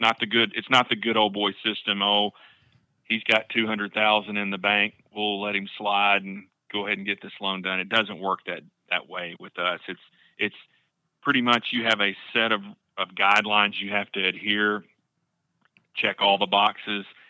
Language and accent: English; Camden, Arkansas, United States; now in Northwest Arkansas, United States; I grew up in Camden, about four doors down from the Harrells